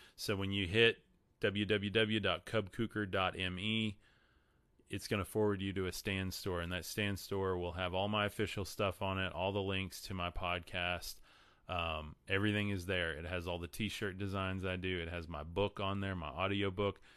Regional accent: Texas, United States; I'm from Texas. Sorry, my accent screws up a lot of these, a lot of these words.

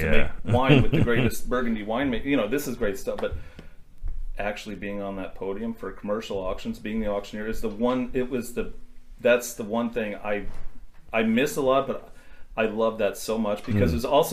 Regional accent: Indiana, United States; I grew up in Indiana

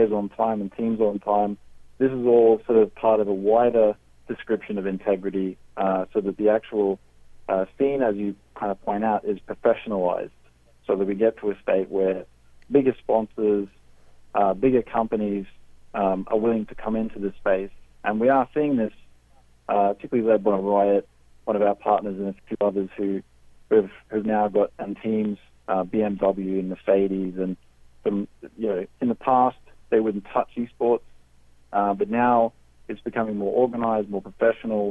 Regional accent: Australia; moved away as an adult; now in United Kingdom; I'm Australian

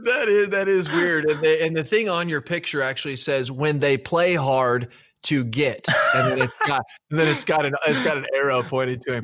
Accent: United States; Me as an American

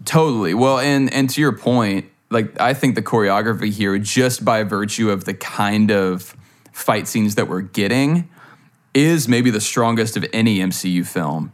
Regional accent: Louisiana, United States; I'm from Louisiana

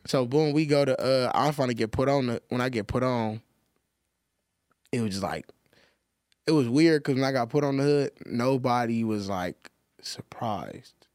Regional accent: Los Angeles, California, United States; I grew up in, like, all over South Central

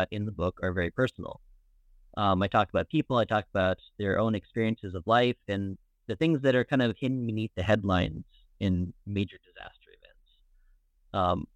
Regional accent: Phoenix, Arizona, United States; moved away as an adult; also born or lived in Tucson, Arizona / Beirut, Lebanon; now in Dublin, Ireland; I was originally born in Phoenix, Arizona, and went to school at the University of Arizona in Tucson

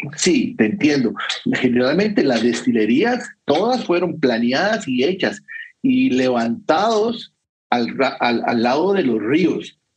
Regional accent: Costa Rica; yo soy de Costa Rica

